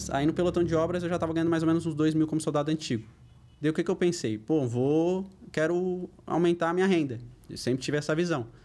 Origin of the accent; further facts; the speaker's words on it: Florianópolis, Santa Catarina, Brazil; also born or lived in Porto Alegre; Eu sou natural de Porto Alegre, sou gaúcho, mas eu moro em Florianópolis desde os 8 anos de idade. Saí de bem cedo de Porto Alegre por causa de era muito perigoso.